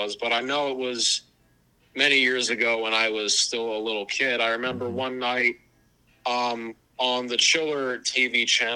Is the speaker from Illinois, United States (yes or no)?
no; Pennsylvania, United States; I come from Pennsylvania